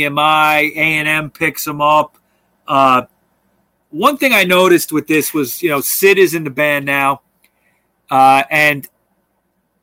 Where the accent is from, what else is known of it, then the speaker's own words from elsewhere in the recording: New York, United States; I'm from New York